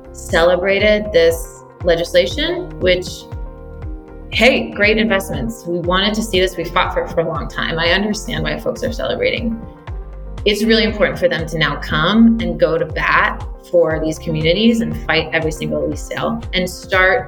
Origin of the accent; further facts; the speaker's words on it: Western Pennsylvania, United States; now in California, United States; spent a lot of time playing in the woods behind my house where I grew up in Western Pennsylvania